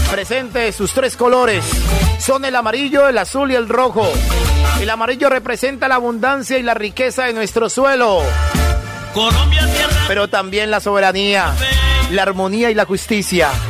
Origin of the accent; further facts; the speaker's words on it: Palmira, Valle del Cauca, Colombia; en Palmira Valle, mi tierra. 27 kilómetros al este de Cali.